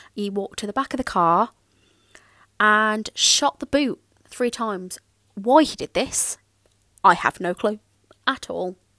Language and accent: English; Birmingham, West Midlands, United Kingdom; I grew up in Birmingham and that is that is a massive city